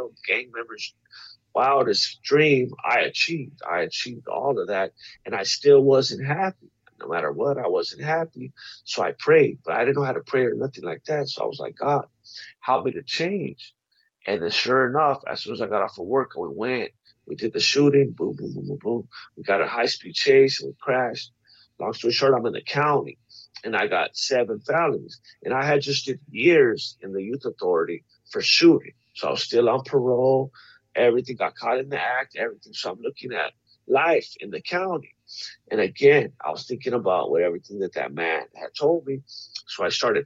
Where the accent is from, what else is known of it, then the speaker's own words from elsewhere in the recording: La Puente, California, United States; I grew up in La Puente, California.